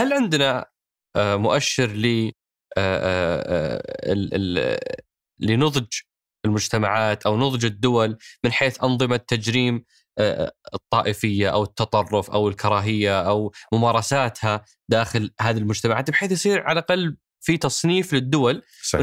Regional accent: Saudi Arabia; احنا كسعوديه

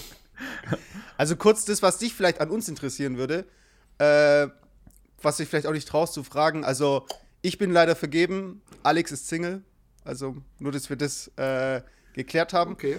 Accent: Germany; ich wurde in Deutschland geboren

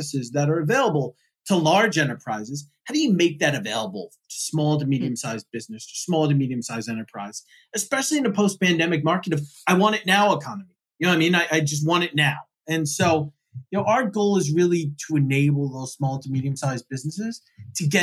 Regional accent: East Coast, United States; I grew up on the East Coast

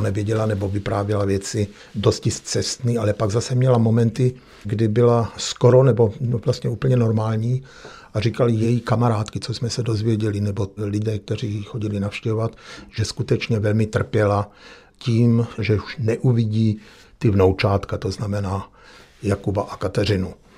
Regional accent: Czechia; moved away as an adult; also born or lived in Vienna, Austria; now in Weinviertel, Austria; jsme Češi

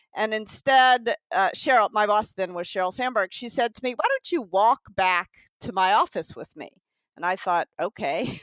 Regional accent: Tennessee, United States; also born or lived in New York; now in California, United States; I'm from Tennessee

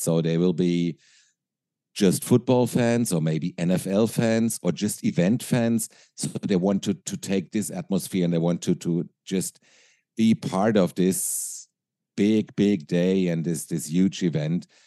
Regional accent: Frankfurt, Hesse, Germany; English is a second language; I grew up in Frankfurt, uh, Frankfurt, Germany

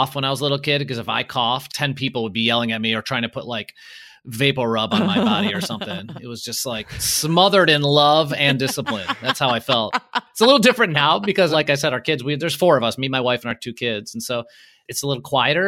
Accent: Chicago, Illinois, United States; first language Polish; English is a second language; now in California, United States; I grew up in Chicago

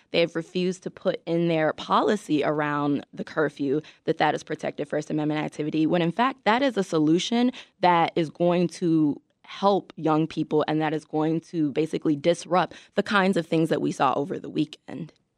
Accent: Chicago, Illinois, United States; I grew up in Chicago, I kind of came up as a teenager here.

